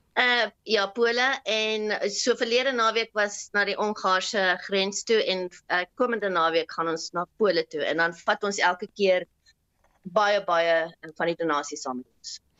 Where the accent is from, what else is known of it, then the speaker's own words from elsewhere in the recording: South Africa; now in Austria; As Suid-Afrikaner